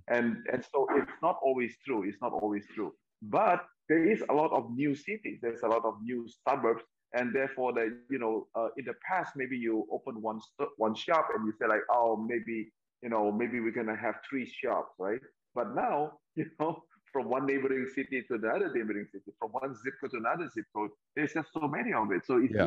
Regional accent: Medan, North Sumatra, Indonesia; also born or lived in New York, United States; now in Jakarta, Indonesia; Medan, my hometown

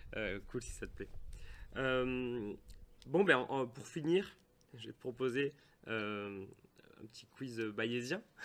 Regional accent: Toulouse, Occitania, France; on est bien de Toulouse

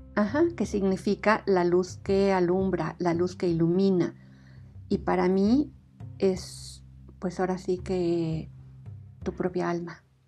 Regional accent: Mexico; estos somos los mexicanos

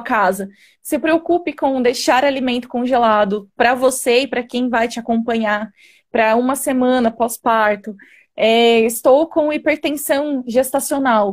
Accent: Jundiaí, São Paulo, Brazil; sou de Jundiaí, São Paulo

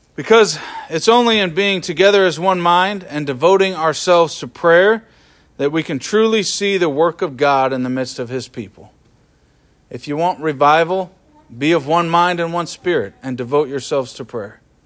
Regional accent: Kansas City, Missouri, United States; now in Twin Cities, United States; I grew up in Kansas City, metropolitan area

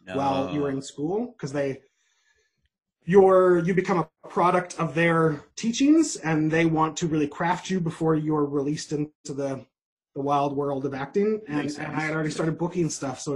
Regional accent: Toronto, Ontario, Canada; also born or lived in Maritimes / Nova Scotia; I was born in Toronto, but I consider myself from the Maritimes. That's where all my majority of my family is

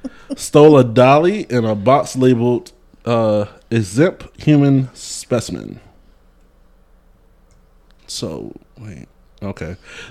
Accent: the South, United States; I'm from the South.

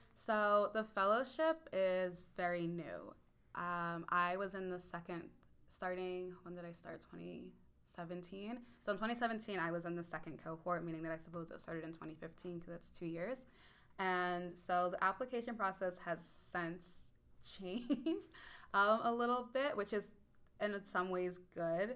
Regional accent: Warrington, Pennsylvania, United States; I grew up in Warrington, Pennsylvania, which is about 40 minutes north of Philadelphia

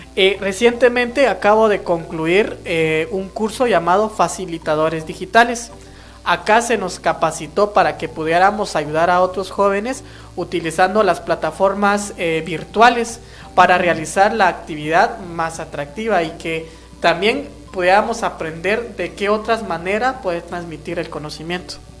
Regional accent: Guatemala; first language Kaqchikel; Spanish is a second language; pues como pertenezco a la comunidad eh, Cachiquel

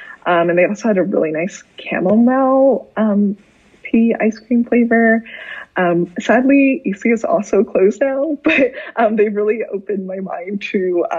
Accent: California, United States; now in New York, United States; I grew up in California, but my family is from Shanghai.

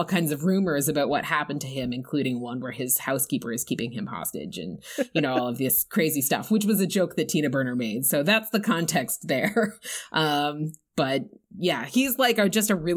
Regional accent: Canada; accent: Canadian; I am strictly Canadian

